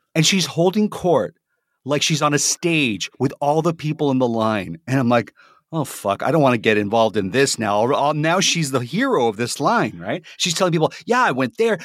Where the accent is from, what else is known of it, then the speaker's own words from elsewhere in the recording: Toronto, Ontario, Canada; I'm from Toronto